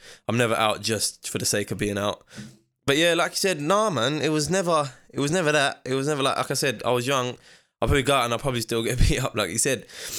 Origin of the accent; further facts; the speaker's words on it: Ilford, London, United Kingdom; also born or lived in Slough; I was born in Slough. Okay. But I was raised in East London, Ilford.